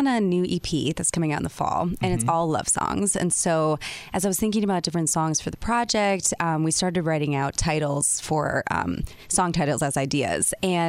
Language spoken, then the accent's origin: English; Milwaukee, Wisconsin, United States; born or raised there; accent: Wisconsin; moved away as an adult; now in Los Angeles, United States